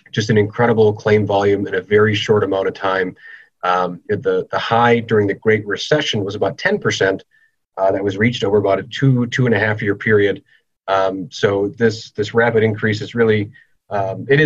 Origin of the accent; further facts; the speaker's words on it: Green Bay, Wisconsin, United States; also born or lived in Madison, Wisconsin / Door County, Wisconsin; I grew up in Green Bay, Wisconsin, went to college in Madison